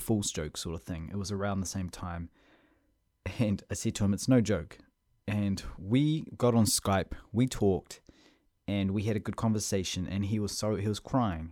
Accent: Whangarei, Northland, New Zealand; moved away as an adult; also born or lived in Russia / Auckland, New Zealand; I was raised in Whangarei until I was eighteen

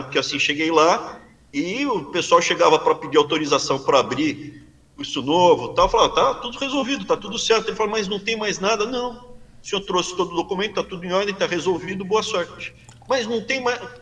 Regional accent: Brazil; moved away as an adult; now in United States; Sou brasileiro, me sinto bem no Brasil. Mais especificamente na região que eu crescia, me sinto bem ali, Mato Grosso do Sul, São Paulo, sul de Minas, norte do Paraná

